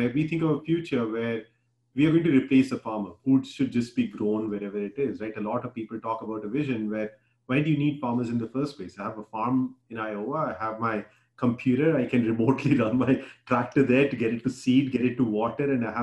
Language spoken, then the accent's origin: English; Bihar, India; now in United States; where I grew up in Bihar